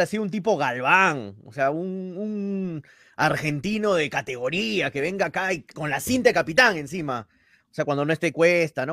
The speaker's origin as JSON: {"language": "Spanish", "country": "Peru"}